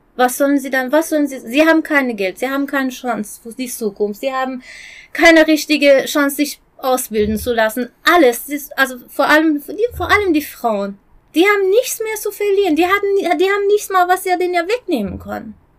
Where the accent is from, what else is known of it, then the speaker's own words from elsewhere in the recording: Isfahan, Iran; German is a second language; moved away as an adult; now in Germany; ich komme aus Isfahan